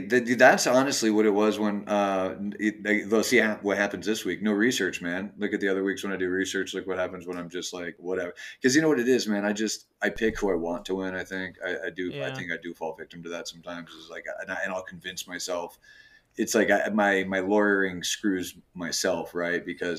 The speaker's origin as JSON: {"language": "English", "region": "Michigan", "country": "United States", "said": "I'm a Midwesterner. No, I did talk some shit about Michigan, but I'm from Michigan."}